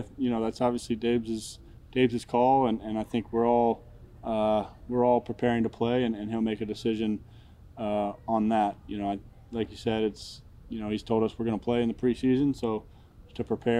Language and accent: English; Charlotte, North Carolina, United States; You know, I grew up a Panthers fan growing up in Charlotte, watching those teams when I was a kid.